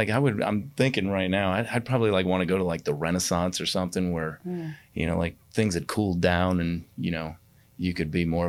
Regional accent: New York, United States; born there; I was born in New York. I didn't live there very long, but I still have family up there.

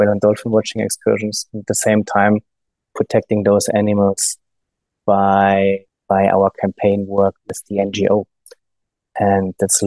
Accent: Germany; English is a second language; maybe you got noticed my accent. I'm from Germany, from a landlocked part in Germany. So there's no sea around my town where I'm coming from.

